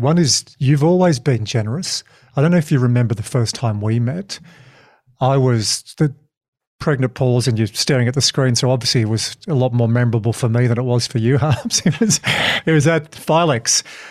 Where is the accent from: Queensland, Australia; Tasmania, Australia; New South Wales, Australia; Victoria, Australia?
Tasmania, Australia; Hobart; I'm from Hobart.